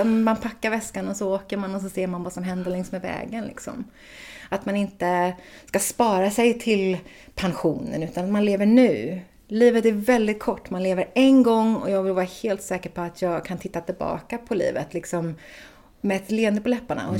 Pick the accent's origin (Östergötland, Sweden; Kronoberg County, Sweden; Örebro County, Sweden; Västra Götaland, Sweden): Västra Götaland, Sweden; Floda; also born or lived in Gothenburg / Ljungskile / United States; född i Göteborg och sen när jag var ett så flyttade vi ut till Floda och där bodde vi tills jag var tio innan vi flyttade norrut till Ljungskile